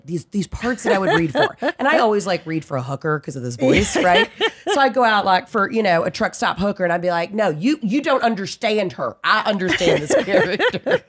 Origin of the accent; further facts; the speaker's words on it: Atlanta, Georgia, United States; moved away as an adult; also born or lived in Mississippi / New York / Los Angeles; I grew up in Atlanta.